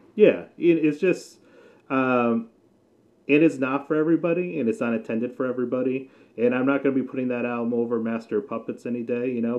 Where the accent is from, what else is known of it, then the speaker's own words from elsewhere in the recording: New England, United States; I grew up in New England, so I'm a big uh, Patriots fan